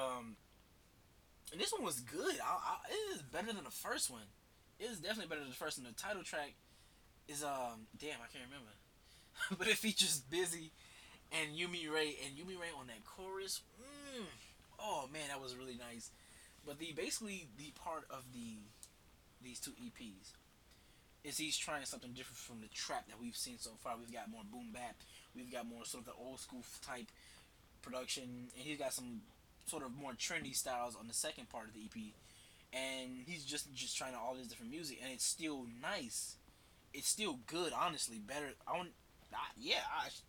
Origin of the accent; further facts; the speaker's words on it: United States; I'm American